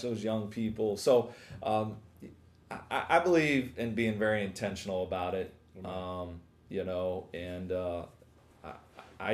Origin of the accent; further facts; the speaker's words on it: Sayreville, New Jersey, United States; I'm from Sayreville, New Jersey, from Faith Fellowship Ministries